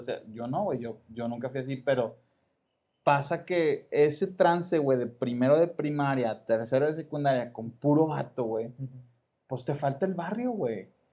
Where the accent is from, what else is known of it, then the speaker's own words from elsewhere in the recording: Monterrey, Nuevo León, Mexico; Yo soy del sur de Monterrey.